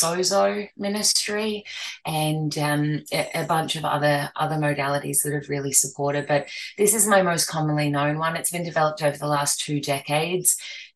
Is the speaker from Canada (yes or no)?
no; Australia; now in Gold Coast, Australia; I'm from Australia, specifically the Gold Coast in Queensland